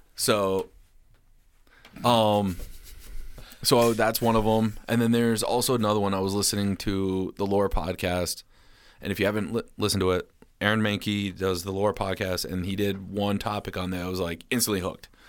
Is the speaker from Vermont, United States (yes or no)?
yes; Rutland, Vermont, United States; my hometown, Rutland